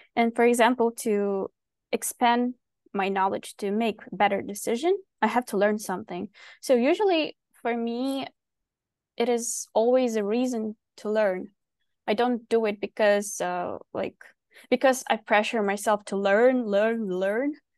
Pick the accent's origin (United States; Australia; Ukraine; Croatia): Ukraine; moved away as an adult; now in Vancouver, Canada; I live in Vancouver, but basically I'm from Ukraine, where I basically started designing